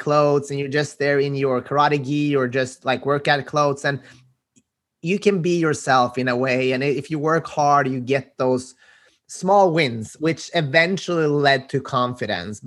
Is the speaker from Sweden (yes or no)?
yes; Sweden; My parents are Macedonian, but I was born and raised in Sweden